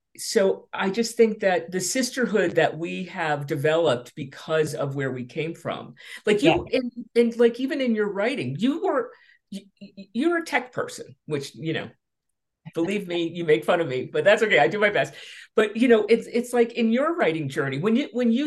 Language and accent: English; Berkeley, California, United States; I'm from Berkeley, California. So it's like, you know, if anybody knows that history and the hippies in the '60s and all that stuff, it's like, I lived in a diverse family. I lived in a diverse neighborhood.